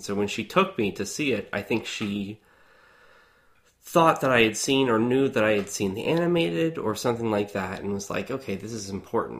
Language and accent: English; Columbus, Ohio, United States; also born or lived in Hilliard, Ohio; I grew up in Columbus, Ohio, lived in Hilliard, Ohio, and grew up in the Church of Christ, a right-wing fundamentalist church.